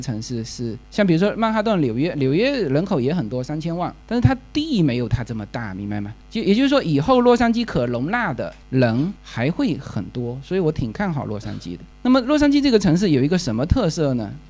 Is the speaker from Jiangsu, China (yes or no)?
no; Fuzhou, Fujian, China; accent: Fuzhou; moved away as an adult; now in Los Angeles, United States; 所以我是地道的福州人。我原来家就在这附近，现在在这就在这旁边。